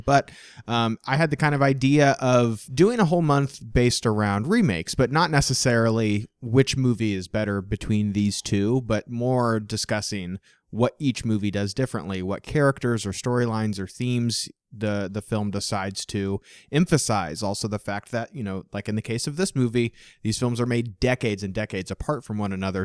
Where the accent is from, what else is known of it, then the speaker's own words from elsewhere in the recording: Midwest, United States; growing up in the Midwest